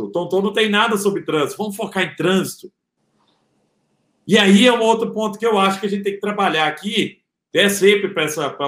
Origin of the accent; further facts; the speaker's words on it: Araguari, Minas Gerais, Brazil; o cara que quisesse dar aula de culinária vegana em Araguari, minha cidade natal